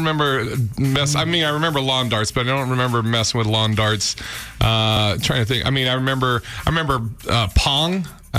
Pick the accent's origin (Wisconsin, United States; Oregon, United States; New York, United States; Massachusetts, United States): Oregon, United States; Portland; also born or lived in Seattle / Sacramento / Tampa / Boston; now in Los Angeles, United States; And I moved around a lot. Like, I grew up in Portland, Oregon, lived in Seattle, Sacramento, Tampa, started comedy in Boston, and then went to Seattle for about 5 years, then moved to L.A. about 5 years ago.